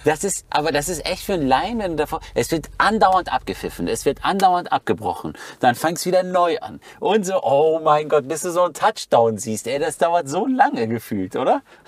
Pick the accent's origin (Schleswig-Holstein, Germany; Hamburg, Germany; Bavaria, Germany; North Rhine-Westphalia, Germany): North Rhine-Westphalia, Germany; Schloss Holte-Stukenbrock; bin in Schloss Holte-Stubenbrock zur Schule Schauspielschule gegangen, vor Ort von Bielefeld, 15 Kilometer